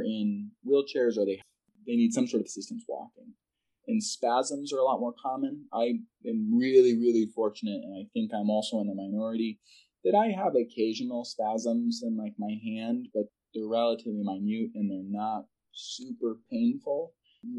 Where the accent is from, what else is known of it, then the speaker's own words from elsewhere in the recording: California, United States; moved away; also born or lived in Texas; I was born in California